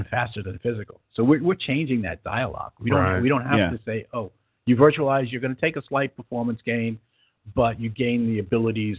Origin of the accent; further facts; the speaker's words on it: New York, United States; moved away as an adult; also born or lived in California; now in Sacramento, United States; my accent tells you differently, but I'm originally from New York, but been out in California for 35 years